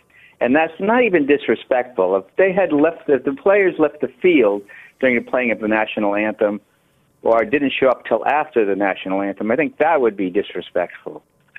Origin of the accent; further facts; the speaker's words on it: United States; now in Bahamas; Well, I'm obviously American, I'm also British, but I'm calling up as an American.